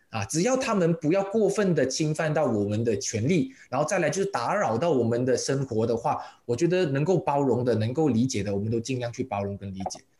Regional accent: Malaysia; 我们的马来西亚的华人哦，我们已经嗯。扎根了三四代了

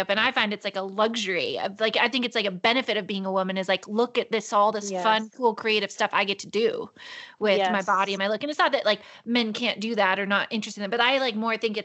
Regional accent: United States; I'm from Tahoe

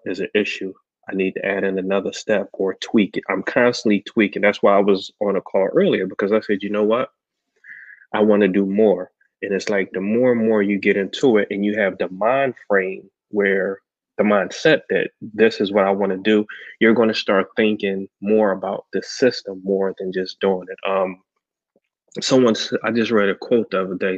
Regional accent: Philadelphia, Pennsylvania, United States; I grew up in North Philadelphia

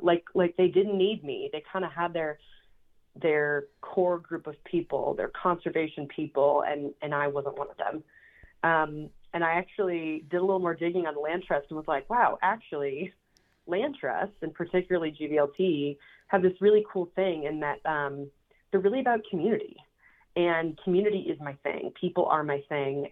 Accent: Minneapolis, Minnesota, United States; I was born and raised in Minneapolis, Minnesota, and I was a self proclaimed city girl.

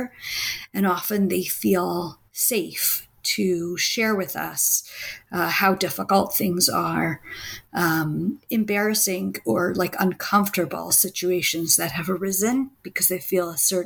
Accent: Washington, District of Columbia, United States; now in Israel; I grew up in the Washington, D.C. area

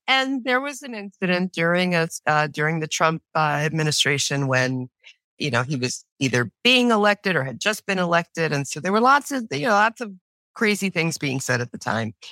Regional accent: New York City, New York, United States; I was born and raised in New York City on the Lower East Side.

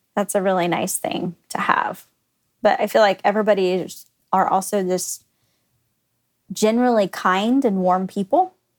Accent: Garland, Texas, United States; also born or lived in Oklahoma; I grew up in the Dallas area.

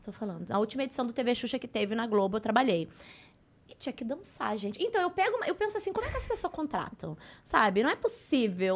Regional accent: Porto Alegre, Rio Grande do Sul, Brazil; accent: gaúcho; moved away as an adult; now in Rio de Janeiro, Brazil; nasci em Porto Alegre, uhum. estudei em Porto é, é, Alegre

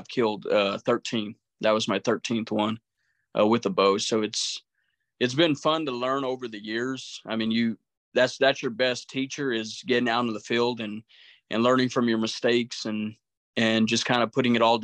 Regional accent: New Mexico, United States; moved away as an adult; now in Tucson, United States; I'm originally from New Mexico, a small town of about 3,500 people. So I grew up what we call the boonies out in the desert

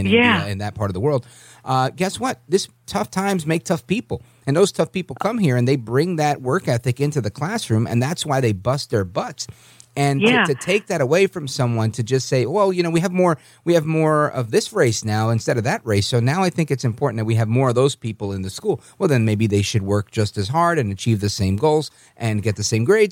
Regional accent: United States; I was born in the United States. My parents were born American citizens on the island of Puerto Rico.

